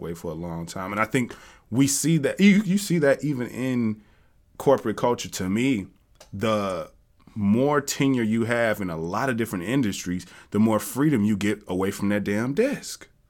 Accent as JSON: {"language": "English", "town": "Jackson", "region": "Tennessee", "country": "United States", "said": "I'm from the South as well. I'm from Tennessee. And in Jackson, Tennessee"}